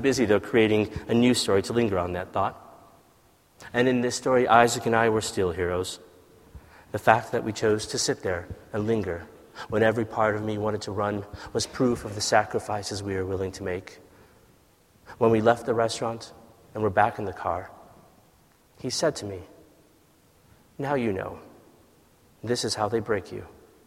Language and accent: English; United States; also born or lived in Ethiopia; we left Ethiopia and came to America, and the sort of divide in those experiences of like growing up in America